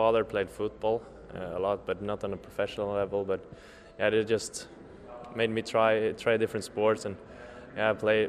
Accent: Linköping, Östergötland, Sweden; I come from Linköping, Östergötland.

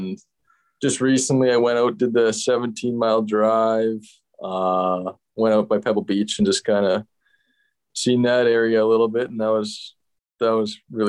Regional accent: Leduc, Alberta, Canada; It was good. I had all my minor hockey and stuff over there. Both me and my brother played minor hockey there. It's just like 15 minutes south of Edmonton.

